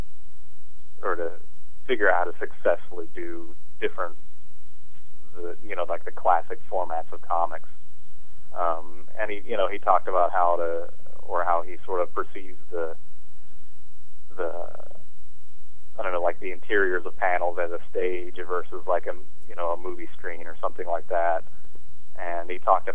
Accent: Kansas, United States; moved away; also born or lived in western Illinois / Chicago; I'm from Kansas originally

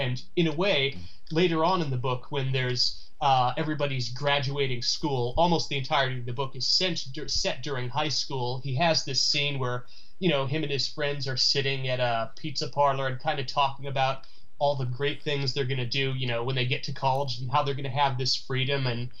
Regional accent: Midwest, United States; growing up in the Midwest, growing up in a cultural dead zone

